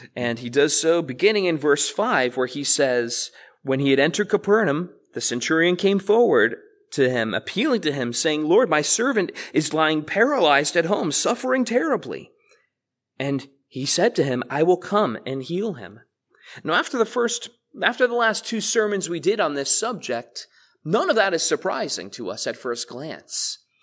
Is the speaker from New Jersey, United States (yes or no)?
yes; South Amboy, New Jersey, United States; I was raised in this church. You guys know that. I grew up in the Sunday school here.